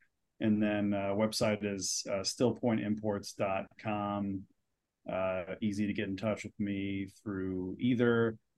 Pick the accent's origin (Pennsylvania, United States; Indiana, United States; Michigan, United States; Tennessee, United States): Tennessee, United States; Memphis; Pork. I'm from Memphis, so that's what we do.